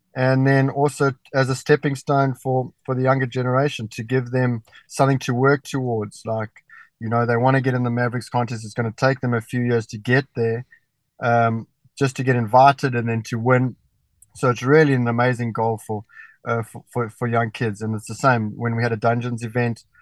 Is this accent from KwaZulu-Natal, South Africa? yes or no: yes; Durban, KwaZulu-Natal, South Africa; I was growing up in Durban